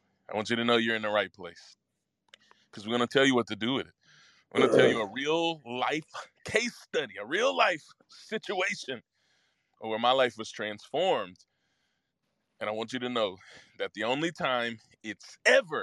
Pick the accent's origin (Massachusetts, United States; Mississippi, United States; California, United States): Mississippi, United States; suburb of Memphis; moved away; I was born in Memphis, Tennessee, raised in Mississippi. And it was a small town